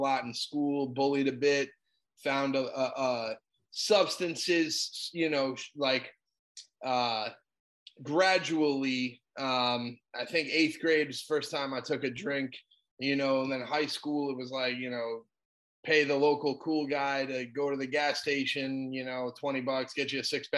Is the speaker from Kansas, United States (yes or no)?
no; South Florida, United States; I'm from South Florida, born and raised, still here.